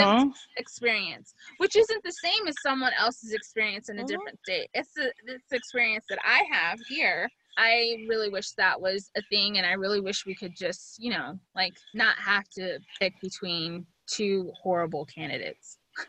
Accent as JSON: {"language": "English", "country": "United States", "said": "And I am so American that I'm like, but I don't have a latte in there."}